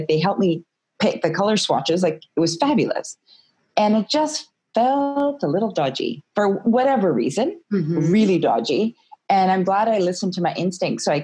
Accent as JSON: {"language": "English", "area": "West Coast of Canada", "region": "British Columbia", "country": "Canada", "tie": "born or raised there", "also_born_or_lived": "California / Toronto, Canada", "moved": "as an adult", "said": "I grew up in the West Coast of Canada"}